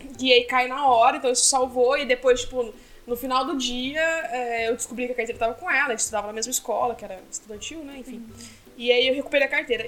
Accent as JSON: {"language": "Portuguese", "country": "Brazil", "said": "eu sou do Brasil, acabei de chegar."}